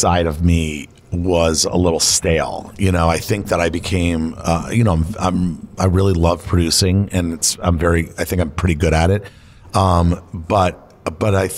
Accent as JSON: {"language": "English", "region": "Florida", "country": "United States", "moved": "yes", "lives_now": "Los Angeles, United States", "said": "Florida, that's like my home state"}